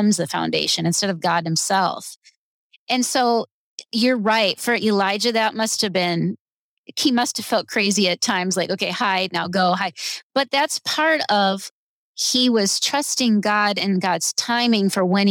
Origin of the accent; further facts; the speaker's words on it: United States; I'm an American